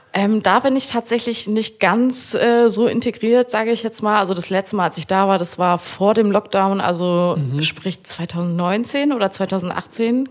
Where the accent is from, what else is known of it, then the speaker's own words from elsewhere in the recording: Frankfurt, Germany; now in Kiel, Germany; ich wohne in Kiel, komme aber aus Frankfurt